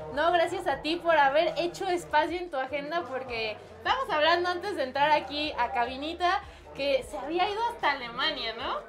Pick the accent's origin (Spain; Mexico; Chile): Mexico; tenemos mucho como mexicanos